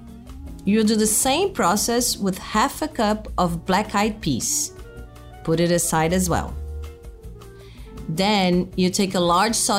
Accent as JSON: {"language": "English", "country": "Brazil", "said": "I'm a chef from Brazil"}